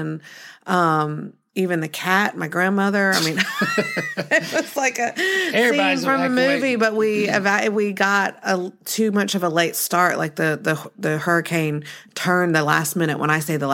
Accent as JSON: {"language": "English", "town": "Pensacola", "region": "Florida", "country": "United States", "tie": "born or raised there", "moved": "yes", "lives_now": "Alabama, United States", "said": "I grew up in Pensacola, Florida"}